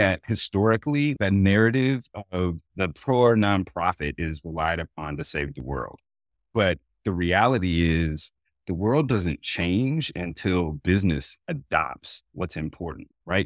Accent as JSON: {"language": "English", "region": "Oregon", "country": "United States", "tie": "born or raised there", "said": "I grew up in Oregon"}